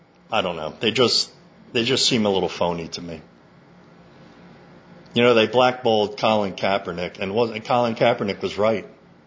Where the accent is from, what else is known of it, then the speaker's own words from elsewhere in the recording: United States; It's my feeling as an American